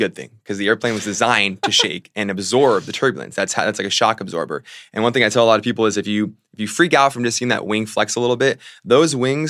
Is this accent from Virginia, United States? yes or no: yes; Virginia, United States; also born or lived in Fairfax / Spotsylvania / Boca Raton; And I'm from Virginia and then lived down in Florida, so.